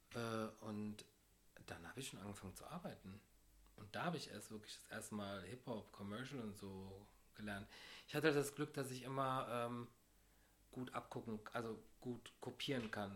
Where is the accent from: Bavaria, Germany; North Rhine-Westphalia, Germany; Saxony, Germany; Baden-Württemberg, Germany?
North Rhine-Westphalia, Germany; Düren; now in Cologne, Germany; Ich komme aus Düren